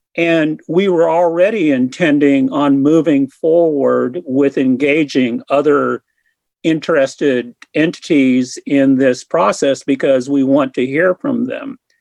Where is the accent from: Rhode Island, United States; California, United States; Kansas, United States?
Kansas, United States; Hutchinson; moved away as an adult; also born or lived in Wichita; now in Lawrence, United States; I'm originally from Hutchinson, and I've lived in Lawrence since 1979 when I went to law school here.